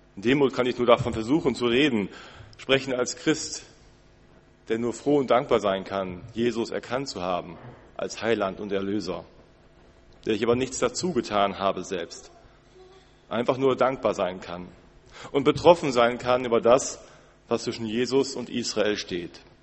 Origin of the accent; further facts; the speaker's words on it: Germany; Als Deutsche